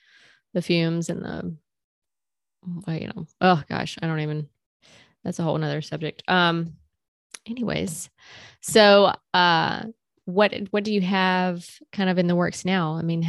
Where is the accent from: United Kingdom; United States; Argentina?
United States; South Carolina; moved away as an adult; now in North Carolina, United States; So I live in North Carolina right now. I'm from South Carolina, but I moved to North Carolina in 2020.